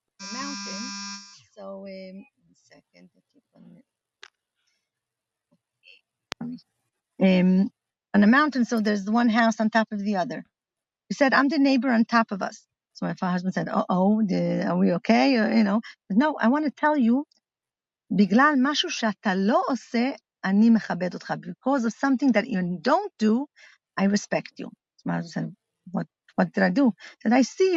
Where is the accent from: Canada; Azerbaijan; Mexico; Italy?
Italy; Milan, Lombardy; moved away as an adult; also born or lived in Crown Heights, New York; now in Metula, Israel; My parents are shlichas in Milan